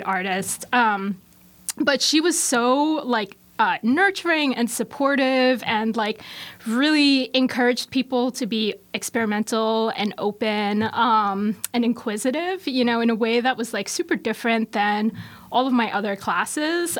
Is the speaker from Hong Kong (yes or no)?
yes; Hong Kong; now in Baltimore, United States; I'm from Hong Kong originally